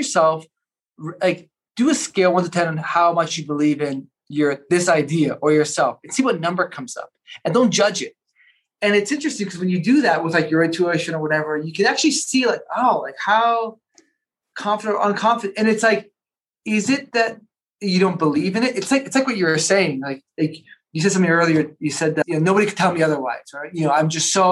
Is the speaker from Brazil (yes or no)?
no; Toronto, Ontario, Canada; also born or lived in Paris / Buenos Aires; now in Colorado, United States; I grew up in Toronto